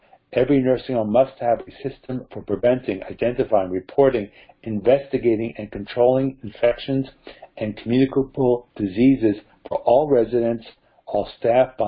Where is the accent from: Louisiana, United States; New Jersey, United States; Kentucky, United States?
New Jersey, United States; my home state of New Jersey